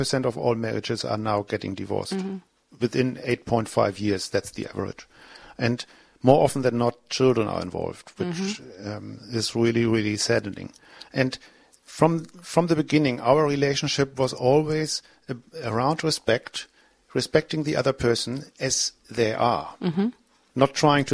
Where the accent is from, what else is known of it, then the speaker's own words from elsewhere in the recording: Germany; accent: German; my German accent